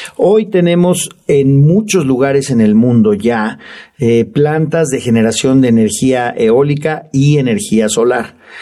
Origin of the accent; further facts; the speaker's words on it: Mexico; nosotros como ciudadanos mexicanos